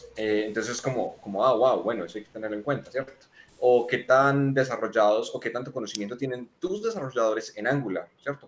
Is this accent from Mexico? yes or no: no; Manizales, Caldas, Colombia; moved away as an adult; now in Medellín, Colombia; Yo soy de Manizales, eh, vivo en Medellín hace tres años